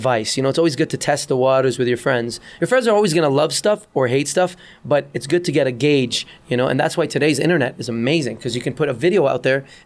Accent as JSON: {"language": "English", "region": "Dubai", "country": "United Arab Emirates", "tie": "born or raised there", "also_born_or_lived": "Beirut, Lebanon", "moved": "as an adult", "lives_now": "Canada", "said": "I was born in Beirut, Lebanon, moved to Dubai, grew up in Dubai, became a DJ in Dubai, and then came to Canada in 1995"}